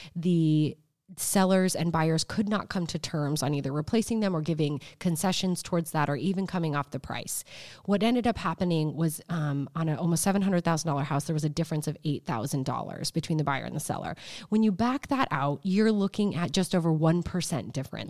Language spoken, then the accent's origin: English; United States; being an American